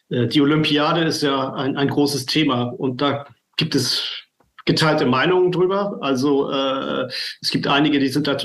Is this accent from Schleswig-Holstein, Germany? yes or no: yes; Flensburg, Schleswig-Holstein, Germany; ich komme aus Flensburg.